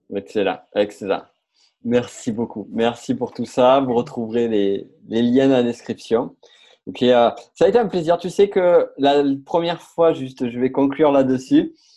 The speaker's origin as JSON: {"language": "French", "town": "Toulouse", "region": "Occitania", "country": "France", "said": "je viens de Toulouse."}